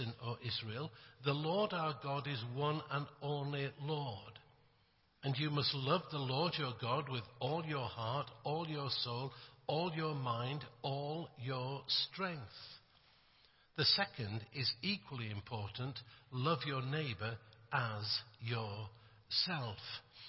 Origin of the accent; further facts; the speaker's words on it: Yorkshire and the Humber, United Kingdom; I come from England. I come from Yorkshire.